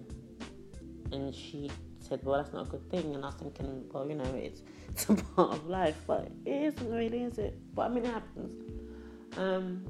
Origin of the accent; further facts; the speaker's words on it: Ghana; moved away; When I was younger, I grew up in Ghana